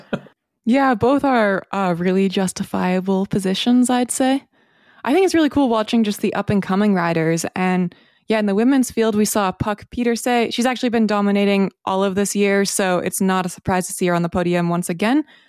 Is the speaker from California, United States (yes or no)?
yes; north of San Francisco, Northern California, United States; I grew up north of San Francisco in Northern California